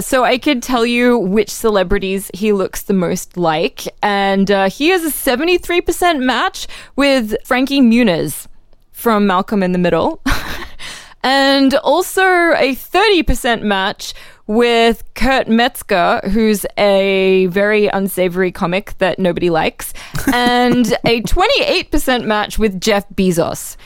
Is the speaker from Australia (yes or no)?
yes; Australia; now in United States; in Australia